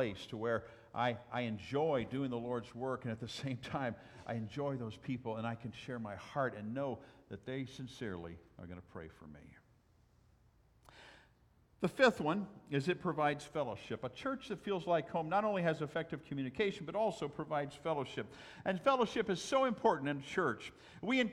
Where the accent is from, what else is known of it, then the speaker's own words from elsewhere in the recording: Southwest, United States; moved away; I'm from the Southwest